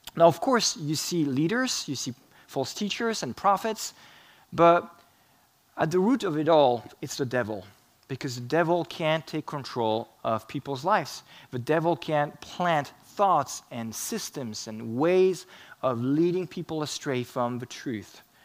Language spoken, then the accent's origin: English; France; moved away; I grew up in France